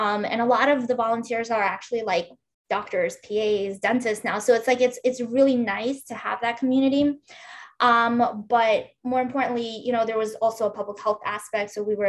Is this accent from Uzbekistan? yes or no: yes; Uzbekistan; English is a second language; So for me, for example, I grew up in Uzbekistan and I speak Russian.